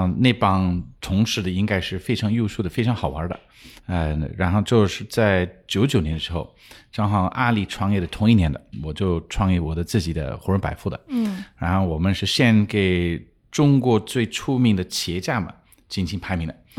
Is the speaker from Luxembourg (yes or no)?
yes; Luxembourg; Chinese is a second language; moved away as an adult; also born or lived in Japan; 呃我我是出生一个小国家叫卢森堡，然后那边我们就是出生的时候就讲卢森堡文、德文、法文，然后我们家是英国人，所以讲英文的。